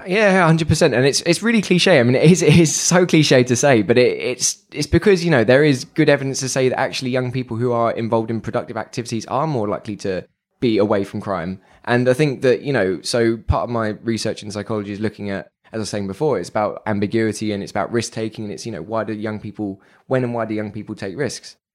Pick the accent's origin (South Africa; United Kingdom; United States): United Kingdom; London; being a Londoner